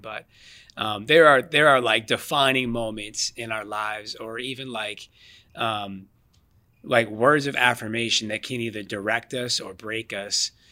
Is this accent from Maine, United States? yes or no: no; Boston, Massachusetts, United States; I'm born born and raised in the Boston, Mass area. So I've been I've been here my entire life